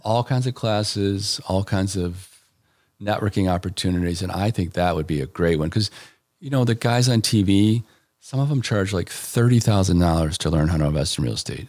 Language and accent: English; Elmhurst, Illinois, United States; also born or lived in Washington, D.C. / Chicago; now in Aurora, United States; Grew up in Elmhurst